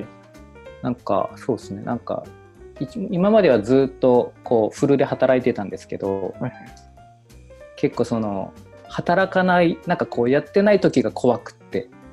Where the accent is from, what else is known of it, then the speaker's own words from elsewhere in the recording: Kumamoto, Japan; moved away; もともと地元は熊本なので、ちょっと今地元ではないんですけど